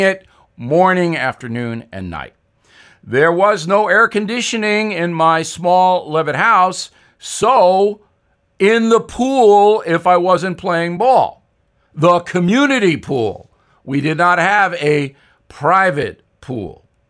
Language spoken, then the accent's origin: English; Long Island, New York, United States; Growing up on Long Island